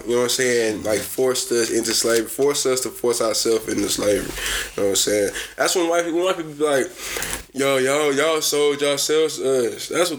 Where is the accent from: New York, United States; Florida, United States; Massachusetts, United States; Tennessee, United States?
Tennessee, United States; Nashville; I'm from Nashville though. I ain't from Memphis though.